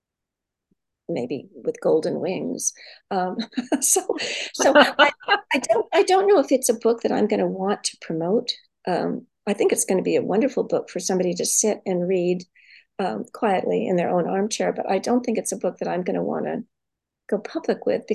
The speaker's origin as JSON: {"language": "English", "area": "San Francisco Bay Area", "region": "California", "country": "United States", "tie": "born or raised there", "also_born_or_lived": "Arkansas, United States", "said": "growing up in the Bay Area, which is where I was born, in San Francisco, and I grew up in Sausalito, Mill Valley, San Anselmo"}